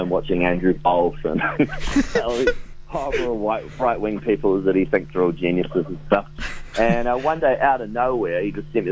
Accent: Deep South, New Zealand; I'm from the Deep South

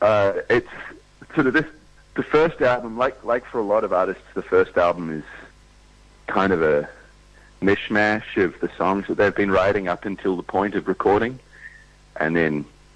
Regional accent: New Zealand; now in Melbourne, Australia; I'll always think of myself as a New Zealander

